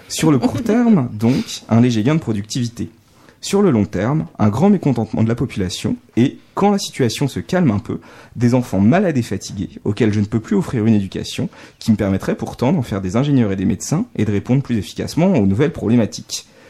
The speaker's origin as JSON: {"language": "French", "country": "France", "accent": "accent de grenouille (French accent in English)", "said": "mon sympathique accent de grenouille"}